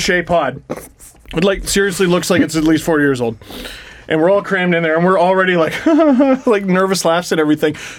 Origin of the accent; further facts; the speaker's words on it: Canada; as a Canadian